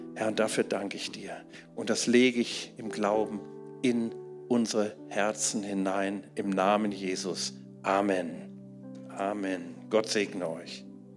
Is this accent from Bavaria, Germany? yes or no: no; Wuppertal, North Rhine-Westphalia, Germany; in Wuppertal, wo ich aufgewachsen bin